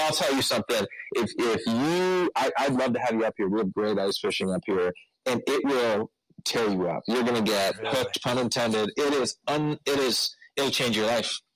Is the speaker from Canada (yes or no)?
yes; Peterborough, Ontario, Canada; I grew up here in Peterborough